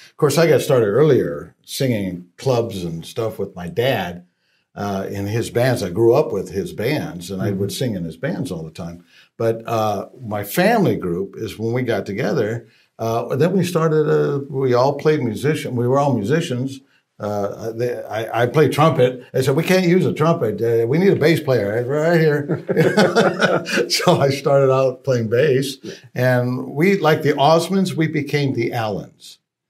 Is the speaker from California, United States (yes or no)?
yes; Los Angeles, California, United States; moved away as an adult; now in Las Vegas, United States; I always say Hoboken via L.A., but, actually Los Angeles. Oh, okay. That's born good. And raised.